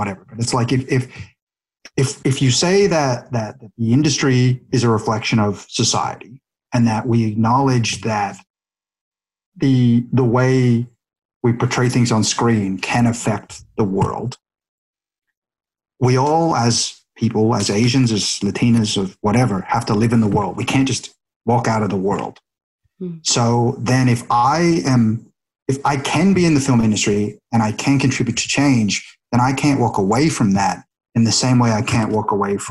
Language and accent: English; Australia; now in Vancouver, Canada; I was from Australia